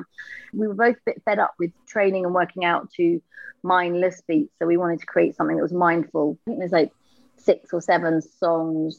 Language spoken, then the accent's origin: English; London, United Kingdom; I was from Camden.